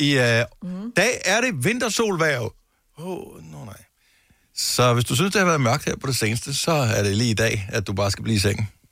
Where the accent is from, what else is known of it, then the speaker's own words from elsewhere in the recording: Denmark; vi er trods alt danskere